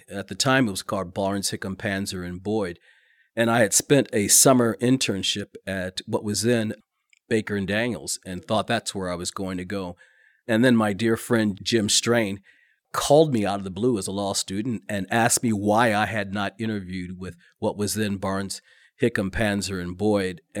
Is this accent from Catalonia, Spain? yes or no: no; Madrid, Community of Madrid, Spain; also born or lived in Kokomo, Indiana, United States; now in United States; And so we grew up mostly overseas in Madrid, Spain. And then his final tour of duty was at uh, Grissom Air Force Base. And then he became the chief probation officer there in uh, Kokomo, Indiana.